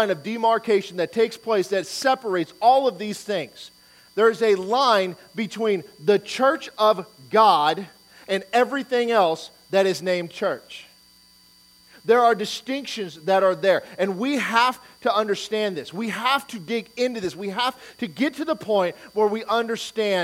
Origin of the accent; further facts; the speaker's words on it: Detroit, Michigan, United States; moved away; I'm from Detroit